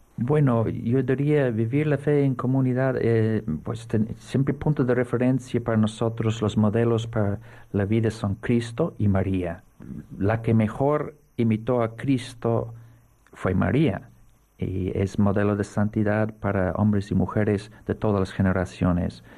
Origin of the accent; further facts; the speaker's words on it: Navan, County Meath, Ireland; Spanish is a second language; now in Seville, Spain; yo nací donde reinaba el archirrey. Es un pueblo pequeño que se llama Navan